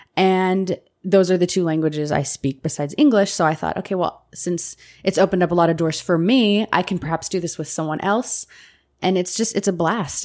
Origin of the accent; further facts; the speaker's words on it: United States; I was American